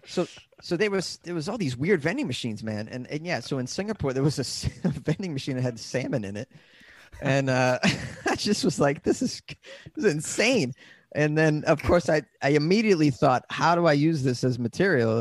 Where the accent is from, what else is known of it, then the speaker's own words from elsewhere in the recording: Boston, Massachusetts, United States; now in Los Angeles, United States; I'm from Massachusetts